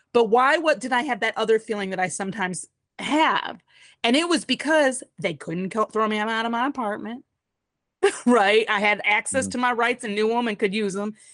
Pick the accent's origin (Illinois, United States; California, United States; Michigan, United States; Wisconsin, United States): Michigan, United States; Detroit; also born or lived in Massachusetts; i uh, was born in massachusetts but i grew up in detroit